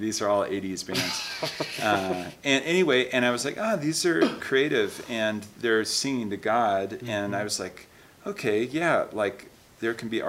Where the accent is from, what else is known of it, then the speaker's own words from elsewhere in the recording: Seattle, Washington, United States; I grew up in Seattle, Washington area.